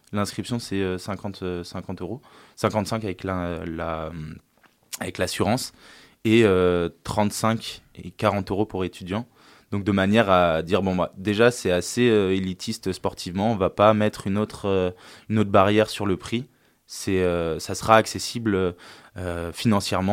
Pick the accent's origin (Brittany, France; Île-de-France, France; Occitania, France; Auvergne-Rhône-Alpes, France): Auvergne-Rhône-Alpes, France; La Terrasse; also born or lived in Lille; je suis originaire de la région de Grenoble, de la vallée du Grésivaudan et d'un petit village qui s'appelle La Terrasse